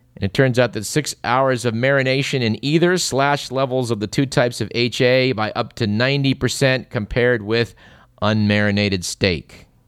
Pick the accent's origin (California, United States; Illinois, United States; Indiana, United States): California, United States; Fremont; my hometown of Fremont